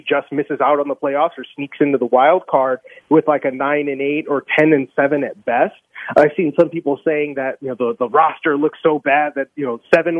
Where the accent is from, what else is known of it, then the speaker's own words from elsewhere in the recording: Chicago, Illinois, United States; moved away; I'm from the Chicagoland area